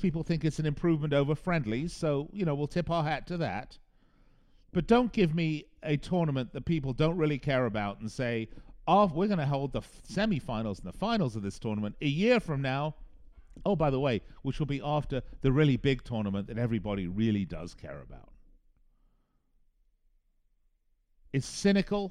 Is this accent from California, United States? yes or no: no; Las Vegas, Nevada, United States; the casinos here in my hometown of Las Vegas